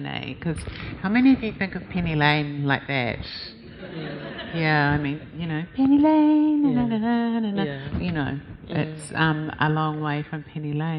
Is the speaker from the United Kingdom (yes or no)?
no; Christchurch, Canterbury, New Zealand; I grew up in Christchurch